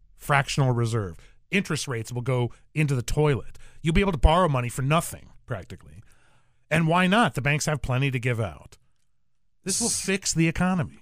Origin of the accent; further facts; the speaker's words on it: Arizona, United States; I'm from Arizona